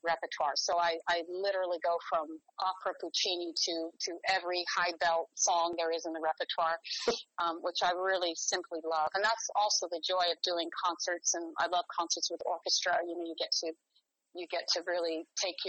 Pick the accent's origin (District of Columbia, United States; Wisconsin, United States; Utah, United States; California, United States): California, United States; San Francisco Bay Area; also born or lived in Rome; now in New York, United States; I grew up in the San Francisco Bay Area.